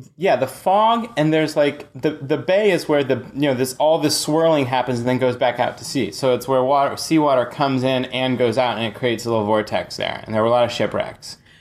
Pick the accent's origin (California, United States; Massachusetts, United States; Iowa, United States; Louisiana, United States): California, United States; San Francisco; I'm actually from, uh, grimy San Francisco. I grew up in Haight Ashbury